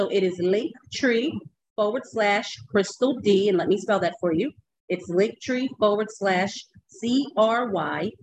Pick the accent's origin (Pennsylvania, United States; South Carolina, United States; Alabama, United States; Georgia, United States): Pennsylvania, United States; Philadelphia; So now we're both from Philly